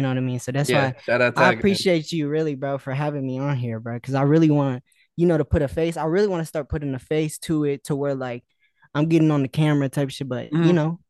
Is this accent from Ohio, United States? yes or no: no; Las Vegas, Nevada, United States; I'm from Vegas, bro. It's crazy because nobody really in this kind of space is from Vegas. I'm the only person that I know from Vegas.